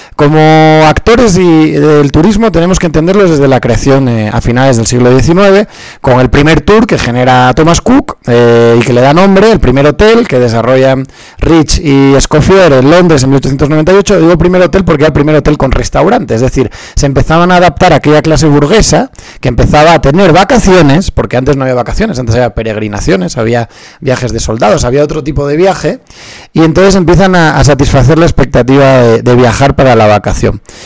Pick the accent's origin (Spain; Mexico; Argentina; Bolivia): Spain; soy español y en España nos costaba aprender inglés